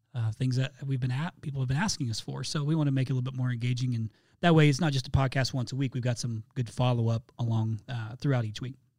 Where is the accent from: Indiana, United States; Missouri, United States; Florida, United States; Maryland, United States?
Indiana, United States; my home state of Indiana. I'm a Hoosier